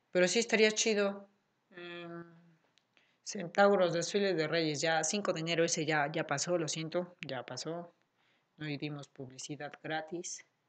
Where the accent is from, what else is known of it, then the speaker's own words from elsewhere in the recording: Puebla, Mexico; aquí en Puebla porque, pues porque somos de Puebla